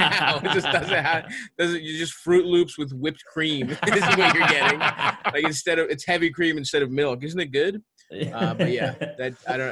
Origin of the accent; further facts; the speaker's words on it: Baltimore, Maryland, United States; moved away as an adult; I grew up in Southeast Baltimore, Greektown. Yeah, I grew up there, went to city schools, the whole thing. And I basically lived in Baltimore the whole time until I moved.